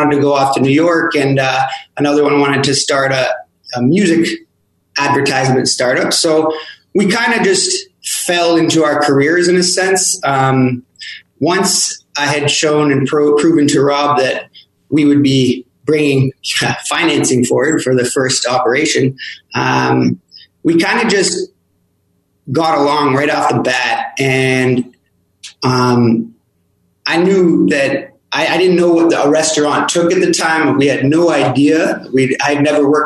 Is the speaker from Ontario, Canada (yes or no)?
yes; Toronto, Ontario, Canada; moved away as an adult; now in Montreal, Canada; I wasn't actually from Montreal. I'm from Toronto